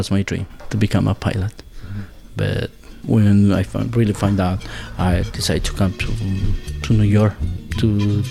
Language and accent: English; Azogues, Cañar, Ecuador; English is a second language; moved away as an adult; now in Pittsfield, United States; I am from Azogues, Ecuador. Right now, I live in Berkshire County. I live in PC, Massachusetts